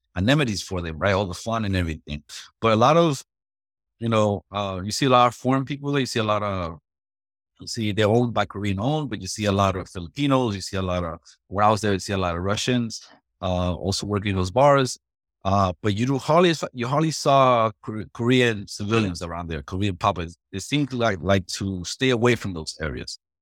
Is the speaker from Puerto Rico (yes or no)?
yes; Puerto Rico; moved away; I'm originally from Puerto Rico